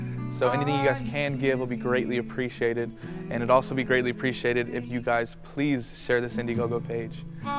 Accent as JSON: {"language": "English", "town": "Dallas", "region": "Texas", "country": "United States", "said": "I'm an artist from Dallas, Texas"}